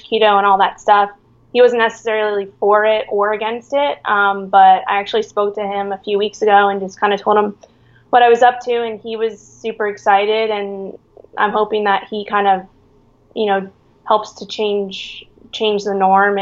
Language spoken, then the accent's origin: English; New York City, New York, United States; moved away as an adult; also born or lived in Miami, Florida / Virginia; now in San Diego, United States; I'm originally from Manhattan, New York. I was born and raised there